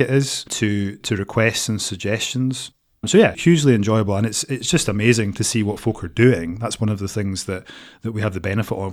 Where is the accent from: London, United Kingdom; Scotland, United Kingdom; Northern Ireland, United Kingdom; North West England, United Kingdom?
Scotland, United Kingdom; Edinburgh; now in Aberdeen, United Kingdom; I'm originally from Edinburgh.